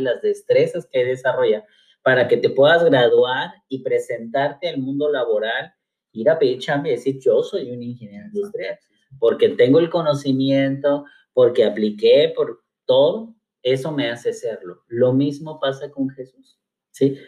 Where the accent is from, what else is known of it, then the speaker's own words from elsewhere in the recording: Cuernavaca, Morelos, Mexico; soy originario de Cuernavaca, Morelos